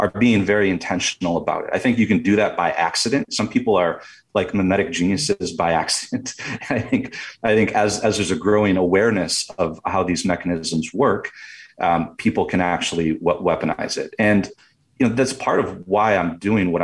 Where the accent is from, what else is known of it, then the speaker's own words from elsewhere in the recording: Michigan, United States; I'm from Michigan too.